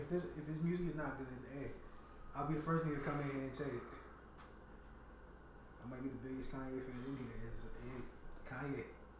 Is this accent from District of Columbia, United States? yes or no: no; New York City, New York, United States; I'm from Queens